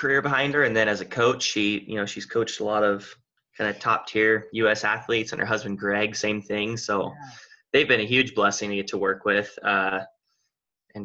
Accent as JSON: {"language": "English", "town": "Redmond", "region": "Oregon", "country": "United States", "tie": "born or raised there", "also_born_or_lived": "Texas", "said": "I've lived in Redmond, Oregon almost my whole life. I was born in Texas, but we moved here when I was like 3. So basically my whole life has been here in Oregon."}